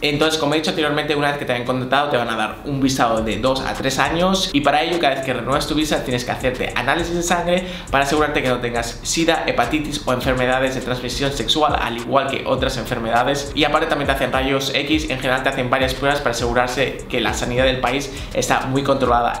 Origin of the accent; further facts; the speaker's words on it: Spain; moved away as an adult; also born or lived in United Arab Emirates; now in Dubai, United Arab Emirates; Yo en mi caso soy español